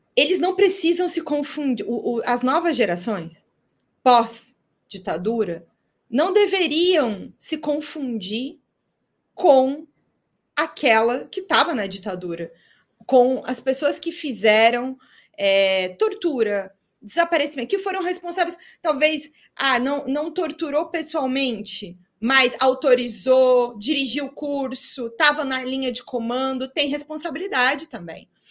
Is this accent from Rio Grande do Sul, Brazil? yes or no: no; Chapecó, Santa Catarina, Brazil; moved away as an adult; also born or lived in São Carlos, Santa Catarina / Florianópolis / various places in Brazil; eu sou catarinense, né? Eu sou do interior de Santa Catarina. Eu nasci numa cidade chamada São Carlos, mas é, morei alguns meses ali. Depois cresci, meus, é, meus pais, minha família toda é, é de Chapecó